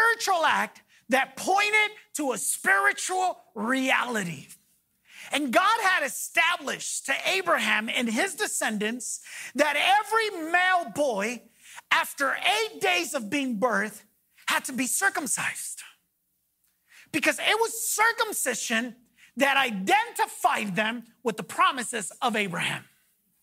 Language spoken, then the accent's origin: English; Los Angeles, California, United States; I grew up in Pacoima